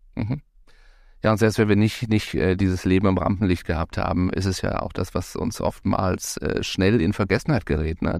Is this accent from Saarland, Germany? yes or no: no; Baden-Baden, Baden-Württemberg, Germany; Ich bin in Baden-Baden geboren